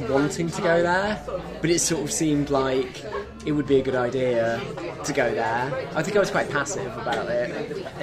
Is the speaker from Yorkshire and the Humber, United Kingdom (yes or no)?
yes; Leeds, Yorkshire and the Humber, United Kingdom; moved away; also born or lived in Cambridge; growing up in Leeds